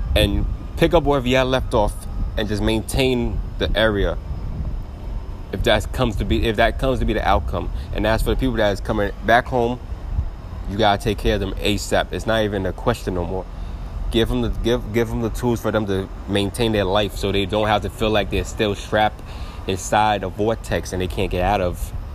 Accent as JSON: {"language": "English", "country": "United States", "tie": "born or raised there", "said": "Yes, I am an American citizen. I was born in America"}